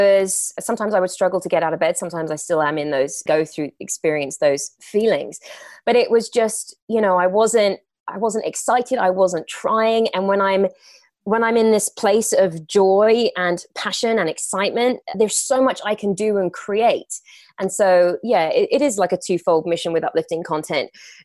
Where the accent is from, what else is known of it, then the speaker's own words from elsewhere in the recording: England, United Kingdom; now in Los Angeles, United States; But no, you are right. I'm from England.